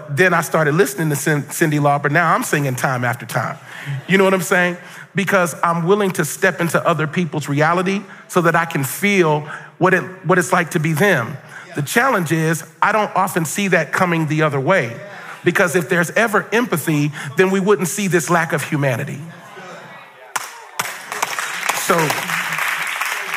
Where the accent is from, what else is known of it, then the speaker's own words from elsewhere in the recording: Cincinnati, Ohio, United States; I grew up in Cincinnati, Ohio